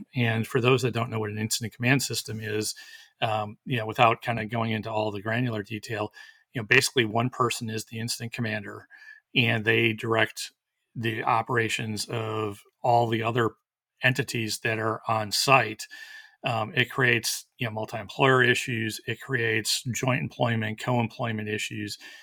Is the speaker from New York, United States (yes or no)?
no; Wisconsin, United States; now in Texas, United States; where I grew up in Wisconsin